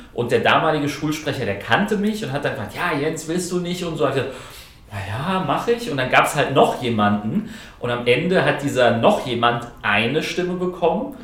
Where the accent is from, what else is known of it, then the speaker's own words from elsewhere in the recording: Groß-Umstadt, Hesse, Germany; moved away as an adult; also born or lived in London / Ingolstadt; ich bin in, in, in Kleinumstadt, äh, das ist mein Heimatort